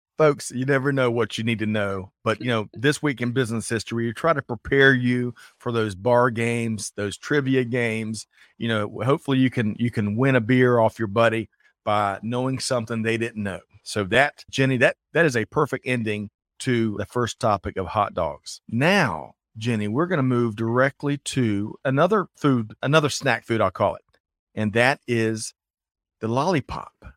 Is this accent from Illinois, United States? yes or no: no; Aiken, South Carolina, United States; I grew up in Aiken, South Carolina